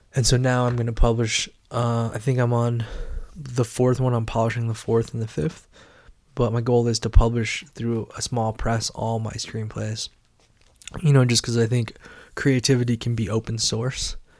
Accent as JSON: {"language": "English", "town": "Carbondale", "region": "Illinois", "country": "United States", "tie": "born or raised there", "said": "I was just a kid in the Midwest in a small college town, Carbondale, Illinois"}